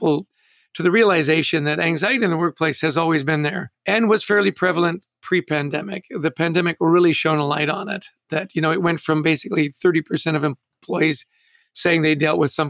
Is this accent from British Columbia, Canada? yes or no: yes; Vancouver, British Columbia, Canada; now in New York, United States; I grew up in Vancouver, wonderful mm-hmm. international city.